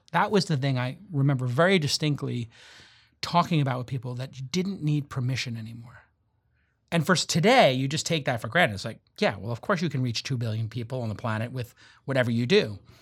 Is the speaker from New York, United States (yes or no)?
yes; New York City, New York, United States; I grew up in Brooklyn in the, you know, late seventies and early eighties